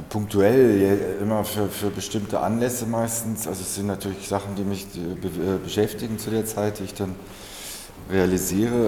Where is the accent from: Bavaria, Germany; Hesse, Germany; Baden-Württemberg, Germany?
Hesse, Germany; Kassel; Ich bin ja in, in als Jugendlicher in Kassel aufgewachsen.